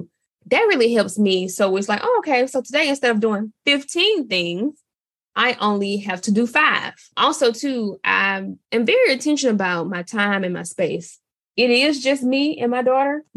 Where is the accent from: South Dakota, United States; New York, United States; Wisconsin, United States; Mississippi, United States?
Mississippi, United States; I'm from Mississippi. I'm Southern